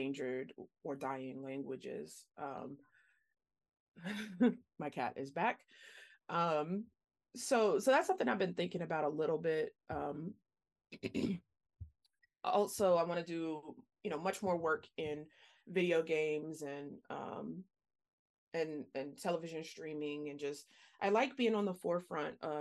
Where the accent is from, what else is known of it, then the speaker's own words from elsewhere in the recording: Louisiana, United States; moved away; I'm from Louisiana originally